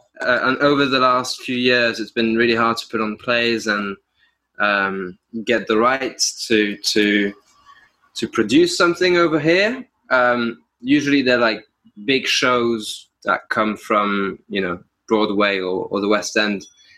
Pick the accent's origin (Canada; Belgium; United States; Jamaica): Belgium; Brussels; also born or lived in France; I grew up in, I want to say, three places. I grew up in Belgium, in Brussels. And then my parents tried to move down to the southwest of France.